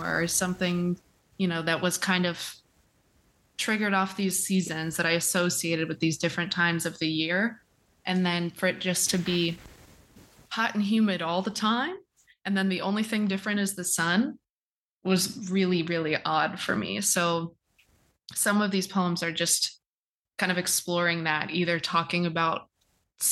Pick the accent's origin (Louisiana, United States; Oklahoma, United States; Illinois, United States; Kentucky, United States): Kentucky, United States; moved away as an adult; also born or lived in Indiana; now in Florida, United States; I was raised in Kentucky